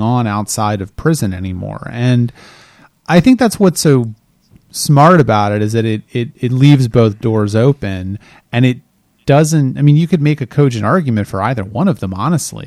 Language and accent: English; Delaware, United States; I am from Delaware